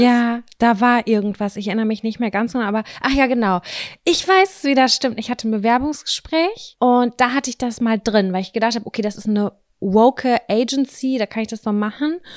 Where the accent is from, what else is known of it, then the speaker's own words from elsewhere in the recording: Lübbecke, North Rhine-Westphalia, Germany; moved away; der Marktkauf bei uns in Lübbecke